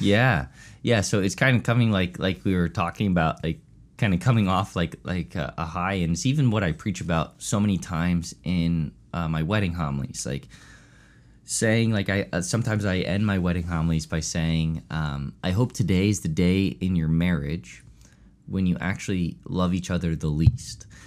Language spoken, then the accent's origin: English; Chester County, Pennsylvania, United States; also born or lived in Honey Brook, Pennsylvania; I grew up in Chester County my whole life. Um, and grew up here